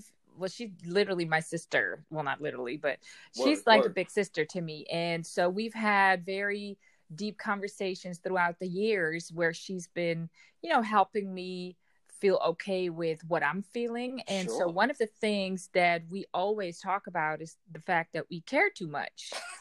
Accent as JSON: {"language": "English", "town": "Amsterdam", "region": "North Holland", "country": "Netherlands", "second_language": "English", "said": "Amsterdam, the Netherlands."}